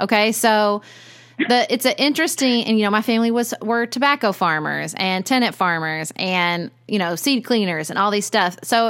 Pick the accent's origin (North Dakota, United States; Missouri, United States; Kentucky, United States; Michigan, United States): Kentucky, United States; Paducah; also born or lived in Lexington, Kentucky / Durham, North Carolina / Washington, D.C.; Yes, I am an eighth generation Kentuckian. I grew up in Paducah. I moved to Lexington, Kentucky to attend college at Transylvania University